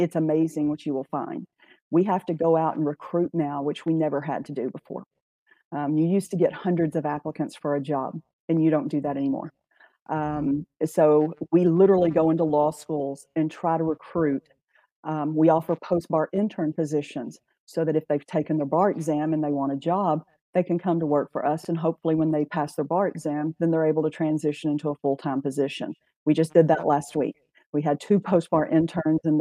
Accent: Johnson County, Texas, United States; now in Ellis County, United States; I was born and raised in Johnson County, so I was just one county over

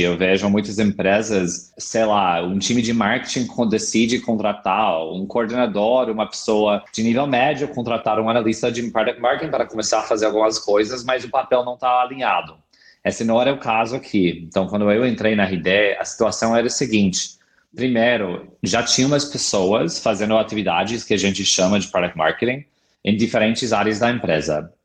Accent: California, United States; Portuguese is a second language; moved away as an adult; also born or lived in San Francisco; now in Brazil; eu sou americano, eu sou do estado da Califórnia, onde morei a maioria da minha vida adulta na cidade incrível de São Francisco

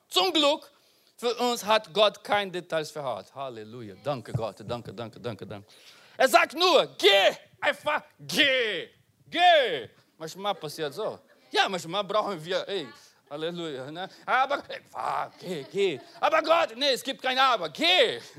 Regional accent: Brazil; German is a second language; also born or lived in Portugal; now in Germany; ich bin in Brasilien geboren

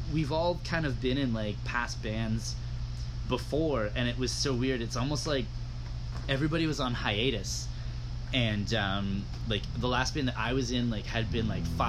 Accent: Georgetown, Ontario, Canada; I grew up in Georgetown.

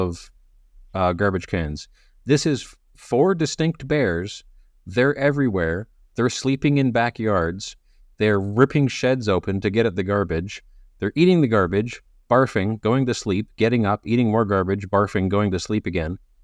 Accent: Canada; I'm Canadian

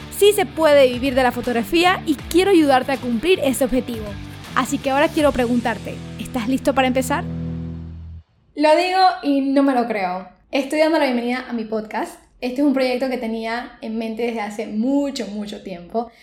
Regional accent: Panama; soy una fotógrafa panameña.

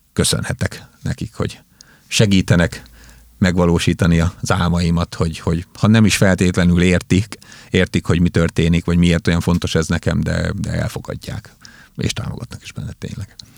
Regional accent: Békéscsaba, Békés, Hungary; moved away; Én Békés Csabai születésű vagyok

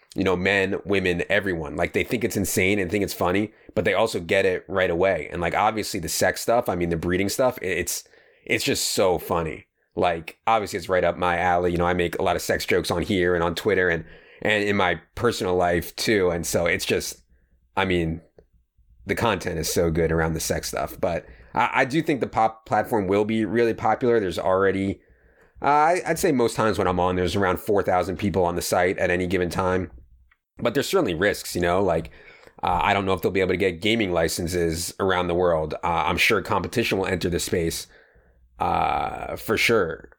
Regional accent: Fairfax County, Virginia, United States; we're both from Fairfax County in Virginia, and I went to W.T. Woodson

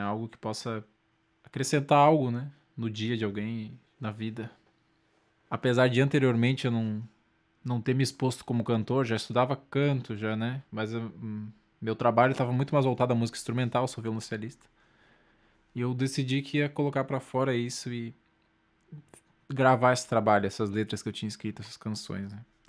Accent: Lages, Santa Catarina, Brazil; now in Florianópolis, Brazil; atualmente moro em Floripa, sou de Laje, Santa Catarina

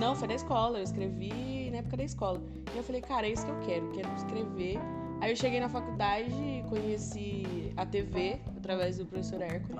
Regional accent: Caraguatatuba, São Paulo, Brazil; now in Mogi das Cruzes, Brazil; eu sou de Caraguá, eu sou da praia

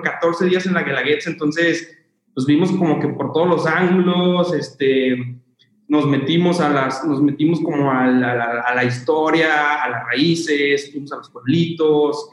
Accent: Zacatecas, Mexico; yo soy originario de Zacatecas

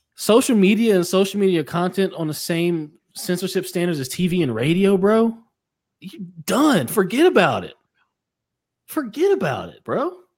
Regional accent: United States; I'm American

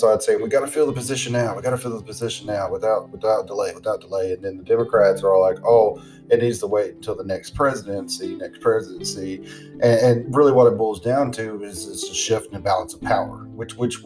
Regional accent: the South, United States; I'm from the South.

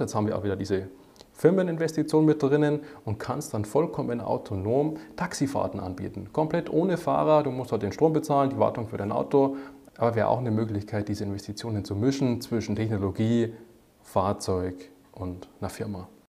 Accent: Germany; bei uns in Deutschland

